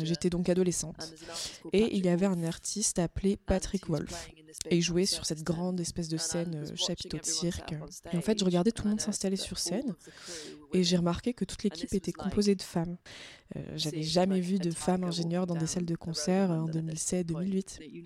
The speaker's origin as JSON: {"language": "French", "country": "France", "said": "je suis française"}